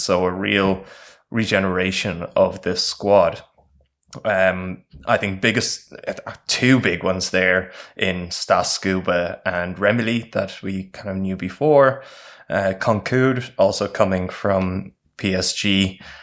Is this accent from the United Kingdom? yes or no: no; Ireland; we played as the Irish team